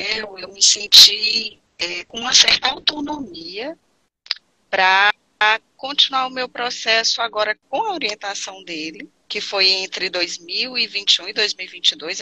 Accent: Fortaleza, Ceará, Brazil; Sou aqui do Ceará, sou de Fortaleza

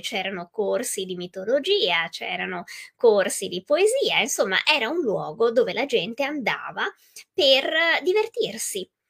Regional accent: Venice, Veneto, Italy; io vengo dal Veneto, sono veneziana

